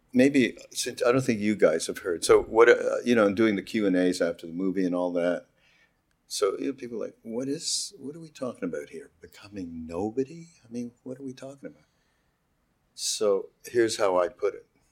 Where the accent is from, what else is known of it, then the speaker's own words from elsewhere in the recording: Montreal, Quebec, Canada; I'm from Montreal, as you know, from Quebec